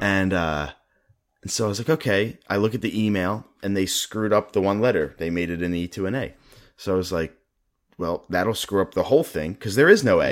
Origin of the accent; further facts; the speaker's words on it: Philadelphia, Pennsylvania, United States; I am from Philadelphia.